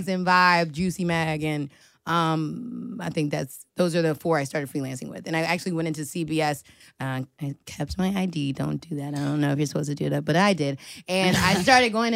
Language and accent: English; Washington, District of Columbia, United States; I'm from D.C.